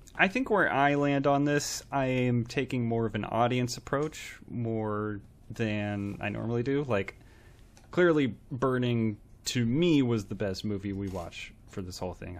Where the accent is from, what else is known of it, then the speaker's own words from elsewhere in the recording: United States; I grew up in America and got educated here.